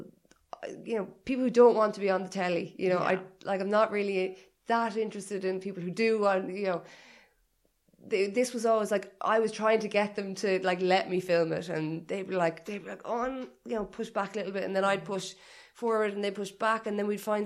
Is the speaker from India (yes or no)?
no; Ireland; also born or lived in Liverpool; I wanted to be at home. Yeah. I wanted to be in Ireland. I missed Irish people, and I missed my family